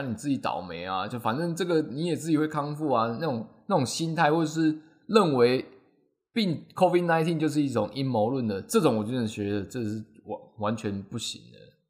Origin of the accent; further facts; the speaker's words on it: Taiwan; 我们台湾人